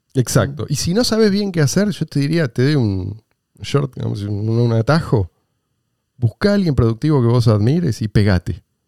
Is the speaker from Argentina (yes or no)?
yes; Argentina; Yo soy argentino. Hace 46 años que vivo en este país.